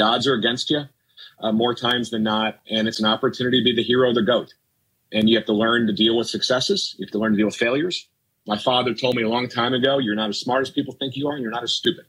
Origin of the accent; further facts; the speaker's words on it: Minnesota, United States; I grew up in Minnesota